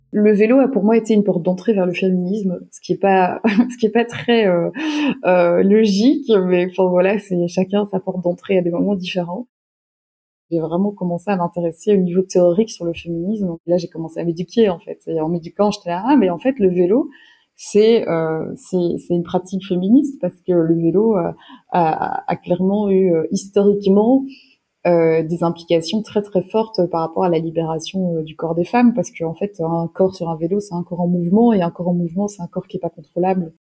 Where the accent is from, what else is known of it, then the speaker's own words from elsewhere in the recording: Belgium; je suis belge, j'ai 33 ans.